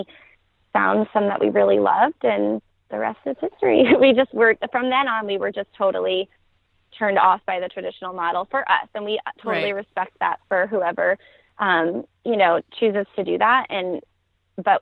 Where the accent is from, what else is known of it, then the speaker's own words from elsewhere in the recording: New York, United States; moved away as an adult; now in Atlanta, United States; we're originally from New York, but we've been here in the Atlanta area for about 4 years now.